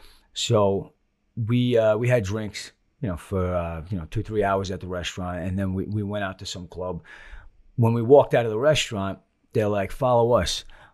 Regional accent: Long Island, New York, United States; now in Florida, United States; I grew up on Long Island.

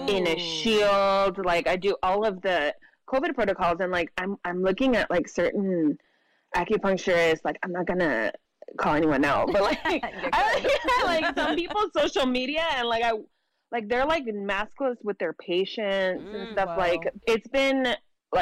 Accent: Imperial County, California, United States; now in San Diego, United States; I'm originally from Imperial County, which is like the desert, rural desert area in California

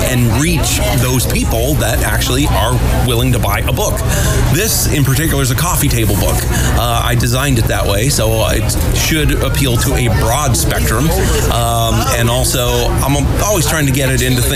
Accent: Porterville, California, United States; I am from Porterville, California

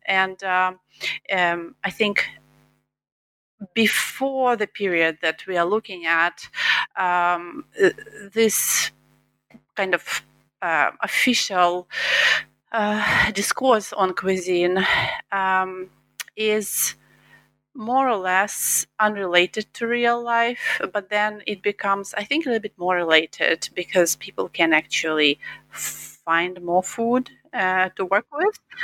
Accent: Eastern Ukraine, Ukraine; English is a second language; moved away as an adult; now in United States; I'm from Eastern Ukraine, and um, I lived all my childhood up to after college um, there

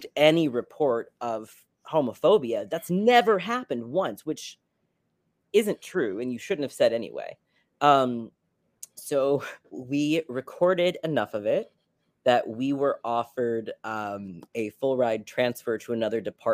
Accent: Tallahassee, Florida, United States; moved away as an adult; also born or lived in Connecticut / New York; I'm from Tallahassee, where Florida State is located

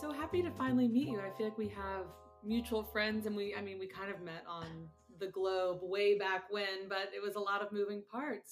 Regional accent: Destin, Florida, United States; moved away; my hometown of Destin, Florida

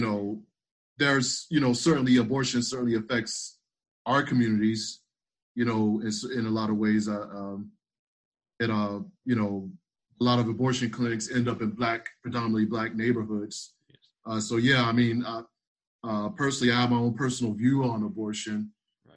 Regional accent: South Carolina, United States; I'm actually from South Carolina

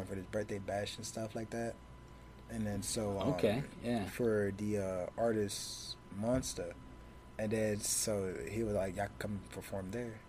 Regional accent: Arlington, Texas, United States; Yes, I'm actually from Arlington.

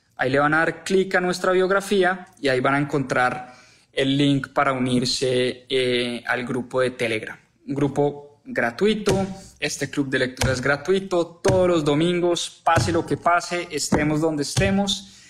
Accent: Colombia; en Colombia

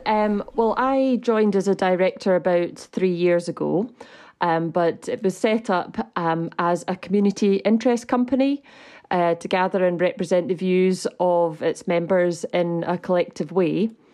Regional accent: Scotland, United Kingdom; as a Scottish citizen

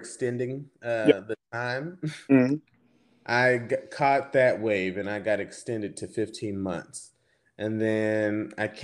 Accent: Houston, Texas, United States; moved away; I am from Texas, Houston, Texas. Well, a little smaller town on the outskirts

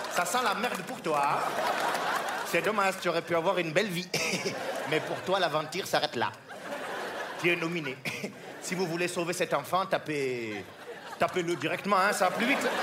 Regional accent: France; je suis français, je suis français et fou, je suis métisse, hein. ma mère est française, mon père est sans papier

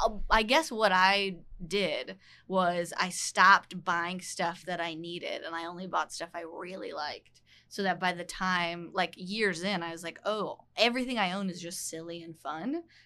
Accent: Richmond, Virginia, United States; also born or lived in Russia; So I grew up in Virginia, but when I was seven, my family, we moved.

